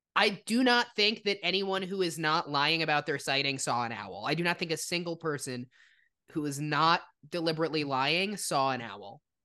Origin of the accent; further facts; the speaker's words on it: New Jersey, United States; my home state, which is New Jersey